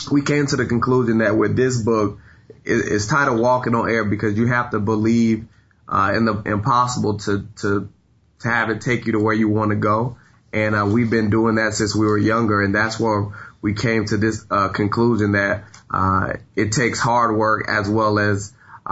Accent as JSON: {"language": "English", "town": "Tampa", "region": "Florida", "country": "United States", "tie": "born or raised there", "said": "I'm originally from Tampa, Florida"}